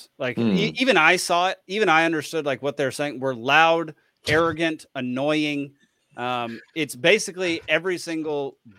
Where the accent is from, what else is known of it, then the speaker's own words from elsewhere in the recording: Texas, United States; I never introduced myself as an American. I always just said Texan.